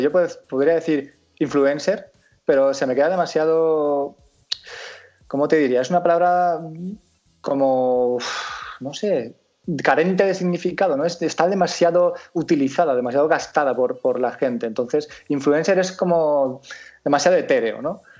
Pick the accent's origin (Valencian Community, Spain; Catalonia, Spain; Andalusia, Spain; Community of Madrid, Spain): Valencian Community, Spain